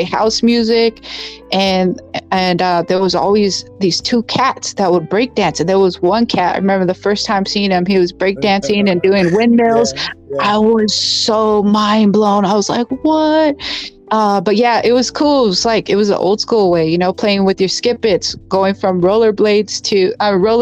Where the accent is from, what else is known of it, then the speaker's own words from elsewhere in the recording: Bell Gardens, California, United States; first language English; also born or lived in Whittier, California; I was born in Bell Gardens, BG, Bell Gardens, California, on Astoria Street